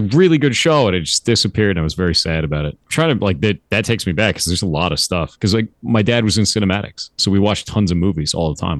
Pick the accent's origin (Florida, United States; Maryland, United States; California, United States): California, United States; Southern; also born or lived in Costa Mesa / Tustin / Orange County; I grew up in Southern California